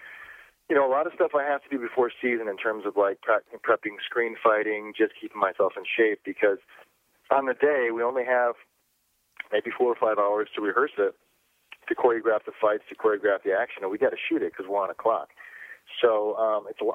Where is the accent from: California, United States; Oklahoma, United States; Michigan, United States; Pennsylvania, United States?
Michigan, United States; I grew up in Michigan in a small town, as in cornfields, as American as it gets